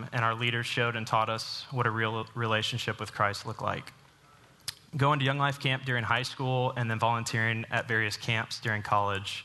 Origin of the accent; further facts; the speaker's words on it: Dallas, Texas, United States; Eleanor and I were born and raised in Dallas